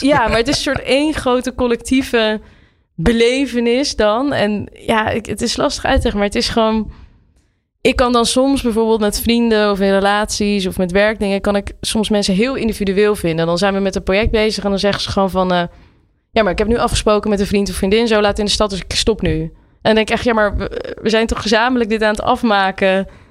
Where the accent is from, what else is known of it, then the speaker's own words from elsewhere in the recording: Nieuwerkerk aan den IJssel, South Holland, Netherlands; in Nieuwekerk en de IJssel